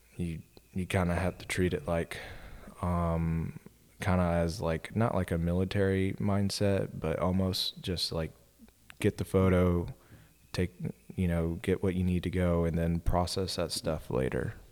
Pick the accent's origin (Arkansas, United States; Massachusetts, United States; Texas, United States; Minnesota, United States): Texas, United States; Austin; I grew up in Austin